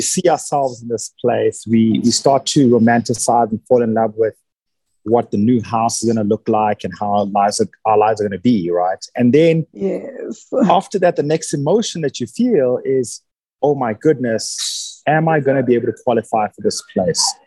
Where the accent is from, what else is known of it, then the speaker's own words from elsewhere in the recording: South Africa; also born or lived in Nigeria / Johannesburg; I've spent the last 30 plus years in South Africa. So I'm a South African citizen